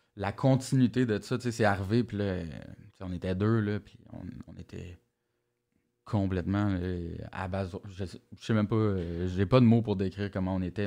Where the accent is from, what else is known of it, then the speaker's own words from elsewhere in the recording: Montreal, Quebec, Canada; j'ai grandi à Verdun, euh, petit quartier où, dans, le temps où j'ai grandi là, c'était moins tranquille que maintenant